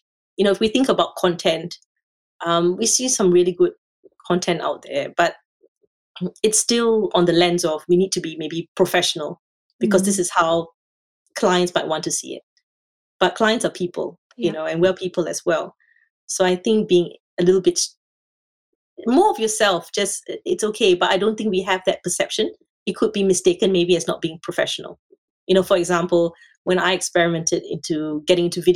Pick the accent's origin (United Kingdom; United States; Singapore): Singapore; moved away as an adult; now in Australia; I'm from Singapore